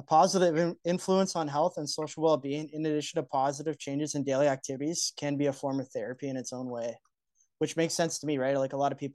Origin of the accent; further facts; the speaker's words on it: Canada; we're Canadian